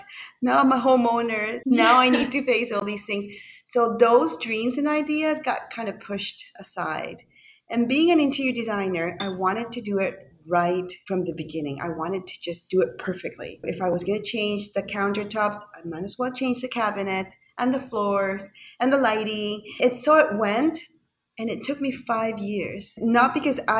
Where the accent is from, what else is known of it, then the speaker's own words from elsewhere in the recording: Panama; moved away; also born or lived in Toronto; I'm from Panama originally.